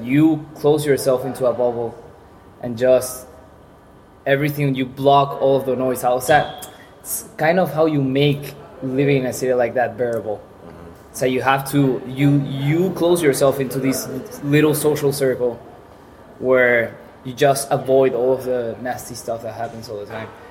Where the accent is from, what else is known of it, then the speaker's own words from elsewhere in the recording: Caracas, Capital District, Venezuela; English is a second language; now in Pamplona, Spain; I'm from Venezuela, from Caracas, the capital. And growing up in Caracas